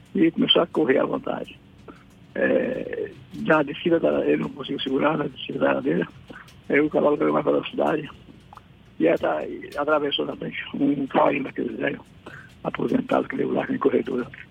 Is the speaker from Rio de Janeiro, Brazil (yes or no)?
no; Salvador, Bahia, Brazil; also born or lived in Mairi / Pojuca; nós, na verdade, nascemos em Salvador, morei de um ano e meio até sete e meio né, em Mairi